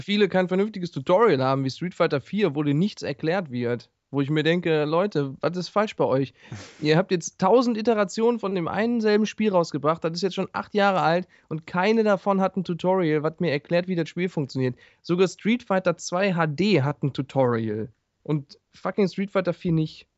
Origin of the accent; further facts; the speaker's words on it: Ruhr area, near Duisburg, North Rhine-Westphalia, Germany; ich komme aus dem Ruhrpott